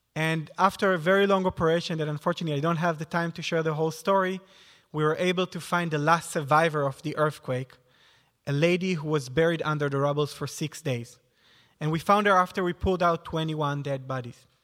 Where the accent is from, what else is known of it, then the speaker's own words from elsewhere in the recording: near Tzfat, Northern District, Israel; moved away; I grew up in Israel in a small